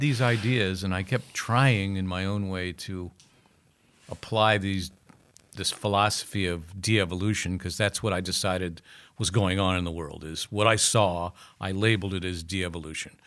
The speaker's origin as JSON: {"language": "English", "town": "Akron", "region": "Ohio", "country": "United States", "tie": "born or raised there", "said": "growing up in Akron."}